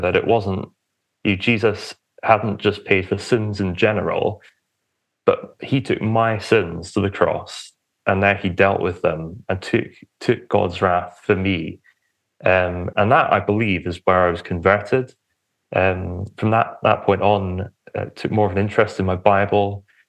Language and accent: English; Romford, East of England, United Kingdom; moved away; I was born in a town called Romford, which is Essex. the outskirts of London